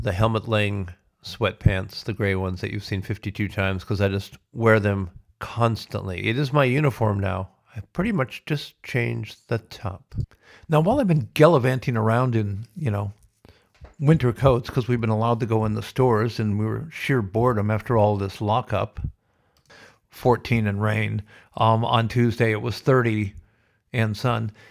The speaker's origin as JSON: {"language": "English", "country": "United States", "moved": "yes", "lives_now": "Australia", "said": "I'm proudly American, but so absolutely grateful to be living in Australia."}